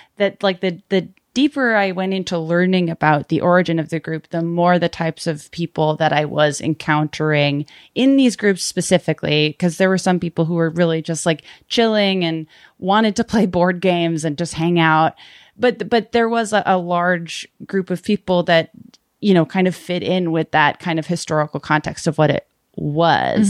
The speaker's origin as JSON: {"language": "English", "town": "Brockton", "region": "Massachusetts", "country": "United States", "tie": "born or raised there", "moved": "yes", "said": "I grew up in, uh, Massachusetts, in Brockton, Mass, and most of my family is still over there now"}